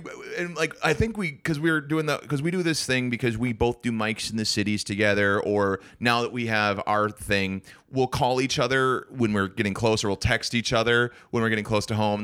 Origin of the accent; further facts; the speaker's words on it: St. Cloud, Minnesota, United States; I'm from Saint Cloud.